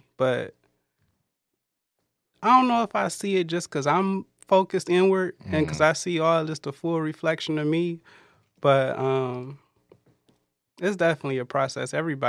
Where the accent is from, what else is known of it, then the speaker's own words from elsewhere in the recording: Detroit, Michigan, United States; I grew up in Detroit.